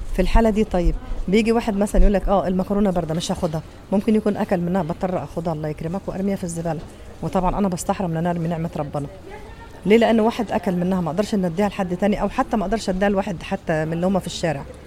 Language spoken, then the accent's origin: Arabic; Egypt; now in Saudi Arabia; انا مصريه